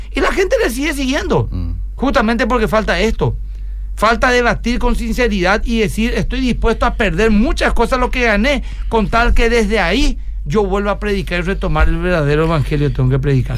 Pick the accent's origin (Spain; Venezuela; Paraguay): Paraguay; Asunción; yo soy asunceno